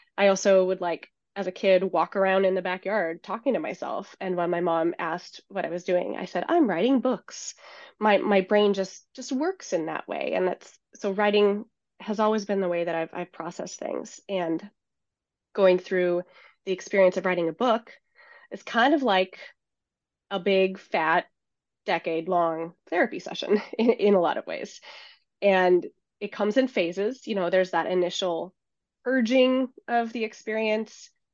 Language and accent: English; Seattle, Washington, United States; born or raised there; moved away as an adult